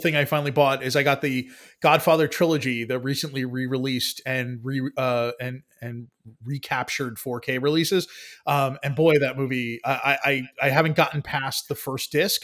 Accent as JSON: {"language": "English", "town": "New York City", "region": "New York", "country": "United States", "said": "there are aspects of New York as a New Yorker that I was never a part"}